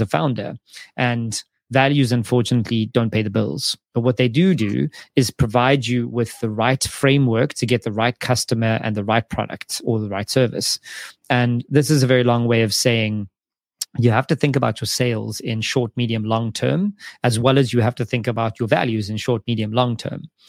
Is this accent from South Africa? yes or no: yes; South Africa; moved away; South Africa as an example, it's my home country